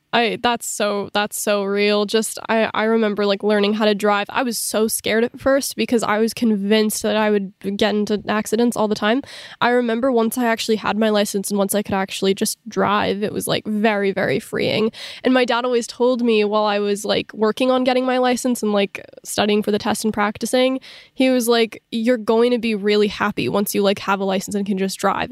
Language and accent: English; Southern California, United States; growing up in Southern California